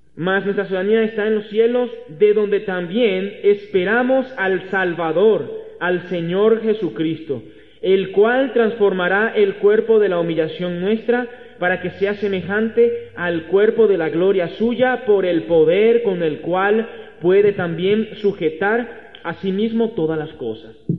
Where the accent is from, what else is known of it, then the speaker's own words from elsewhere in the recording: Venezuela; moved away as an adult; now in Mexico; Acá en México soy un extranjero soy venezolano